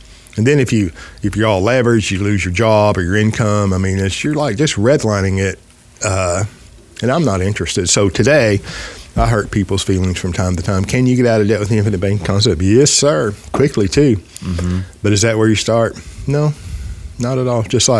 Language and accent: English; United States; Well, I'm American.